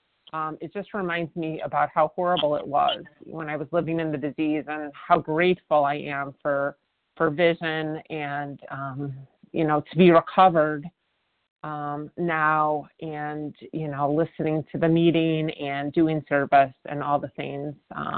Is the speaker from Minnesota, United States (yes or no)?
no; Chicago, Illinois, United States; I became a military spouse when I was in my mid, when we were in our mid 30s, and I am from Chicago